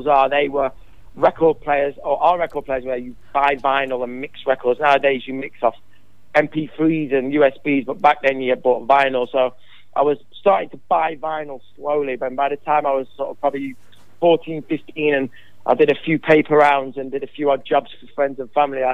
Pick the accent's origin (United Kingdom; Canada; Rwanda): United Kingdom; Sheffield, Yorkshire and the Humber; as a young man growing up in Sheffield